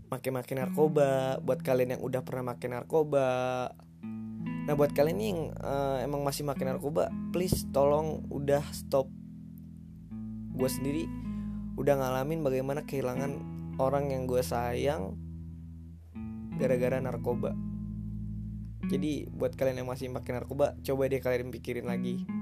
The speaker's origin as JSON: {"language": "Indonesian", "town": "Tangerang", "region": "Banten", "country": "Indonesia", "tie": "born there", "said": "umur gua 19 tahun sih. Gua lahir di Tangerang 11 Maret 2001."}